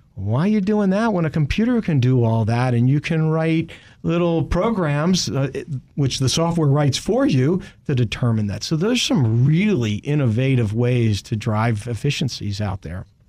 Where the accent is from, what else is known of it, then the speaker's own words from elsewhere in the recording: Richmond, Virginia, United States; I grew up in Richmond